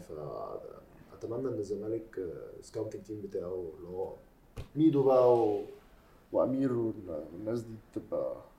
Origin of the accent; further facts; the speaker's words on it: Egypt; انا كمصري